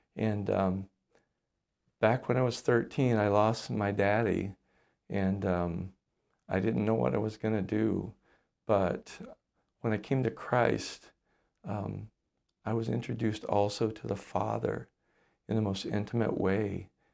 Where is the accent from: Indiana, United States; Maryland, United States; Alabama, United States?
Alabama, United States; moved away as an adult; now in Le Sueur, United States; I grew up in the Deep South in Alabama.